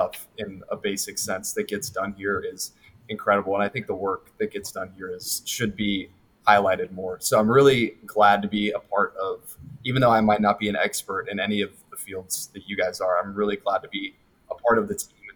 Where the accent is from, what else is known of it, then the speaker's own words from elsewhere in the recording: Knoxville, Tennessee, United States; I'm from the area. I'm from Knoxville, Tennessee